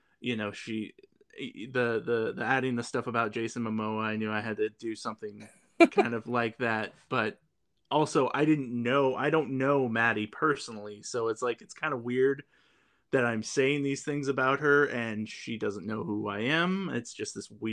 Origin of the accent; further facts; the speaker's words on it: Kansas, United States; moved away as an adult; also born or lived in Bend, Oregon; I'm originally from Kansas. I was born and raised there. And then when I was 26, I left